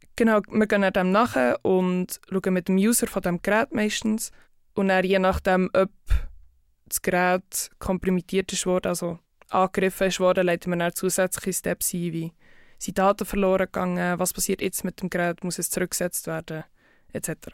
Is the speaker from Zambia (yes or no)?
no; Bern area, Switzerland; also born or lived in Zurich; Ich komme aus Bern, Umgebung und arbeite im Moment in Zürich bei Group Security.